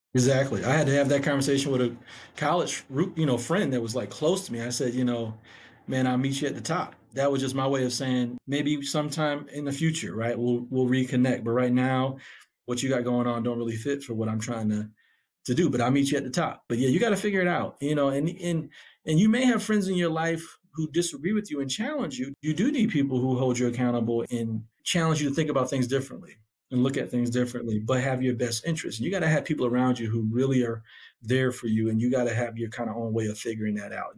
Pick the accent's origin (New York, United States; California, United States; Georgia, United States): New York, United States; Syracuse; now in Atlanta, United States; Syracuse, where I grew up, was a really tough community to grow up in.